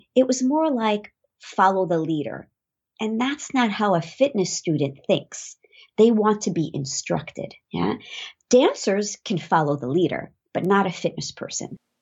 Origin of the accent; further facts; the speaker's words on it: New York City, New York, United States; I am from New York